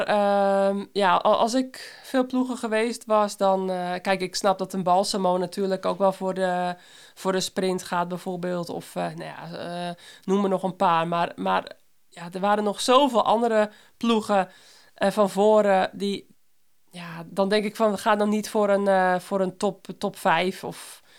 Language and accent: Dutch; Netherlands; als Belgische en Nederlandse